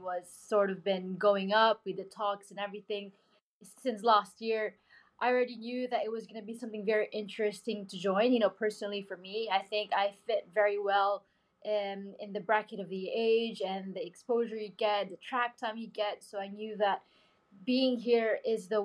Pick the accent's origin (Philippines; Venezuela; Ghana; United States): Philippines; I came from the Philippines, not a country known for motorsport